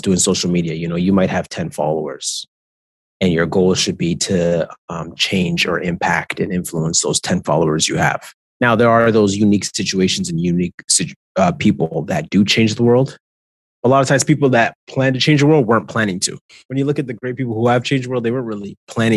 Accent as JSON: {"language": "English", "country": "Canada", "said": "I am a Canadian. My mom is Trinidadian. My dad is Jamaican, but I'm Canadian to the bone."}